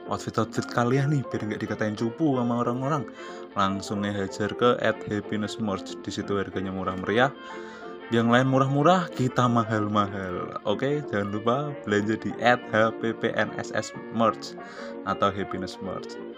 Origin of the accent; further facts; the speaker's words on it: Wonogiri, Central Java, Indonesia; Asalnya dari Wonogiri Ngalor.